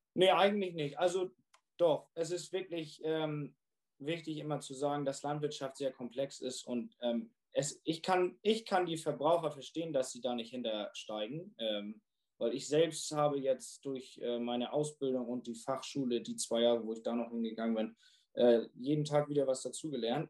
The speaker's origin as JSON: {"language": "German", "country": "Germany", "said": "bei uns in Deutschland"}